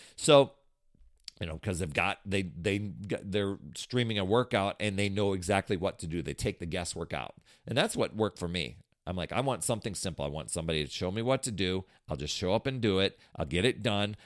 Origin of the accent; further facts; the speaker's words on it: Wisconsin, United States; I grew up in Wisconsin